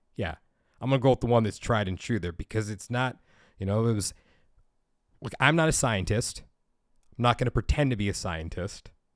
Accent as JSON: {"language": "English", "country": "United States", "said": "Being an American"}